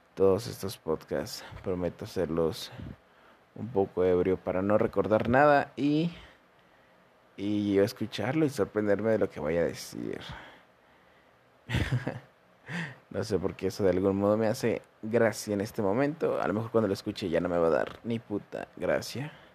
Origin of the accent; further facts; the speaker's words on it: San Luis Potosí, Mexico; soy de México, San Luis Potosí